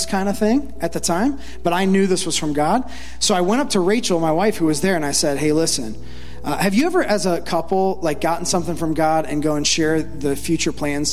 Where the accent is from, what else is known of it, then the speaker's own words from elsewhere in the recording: Ohio, United States; when I was a kid, I grew up in Ohio